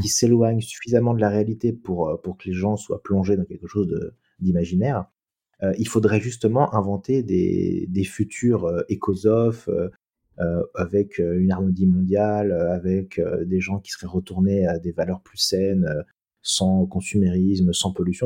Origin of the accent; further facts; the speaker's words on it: France; on est français